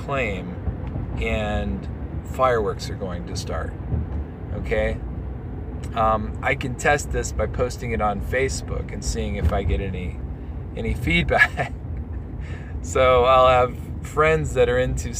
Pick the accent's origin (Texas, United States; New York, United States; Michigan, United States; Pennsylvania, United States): Texas, United States; now in Colorado, United States; I'm from Texas